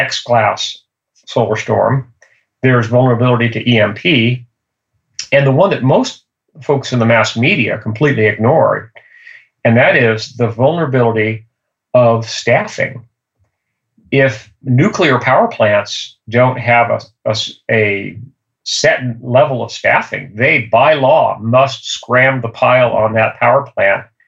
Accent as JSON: {"language": "English", "town": "Livermore", "region": "California", "country": "United States", "tie": "born or raised there", "said": "I was born and raised in Livermore, California"}